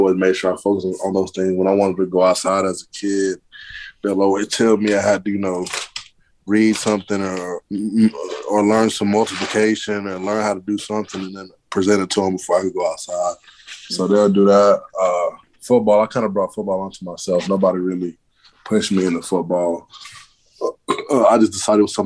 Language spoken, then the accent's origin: English; Auburn, Alabama, United States; also born or lived in Mali; which is about 30 minutes from my hometown, Auburn.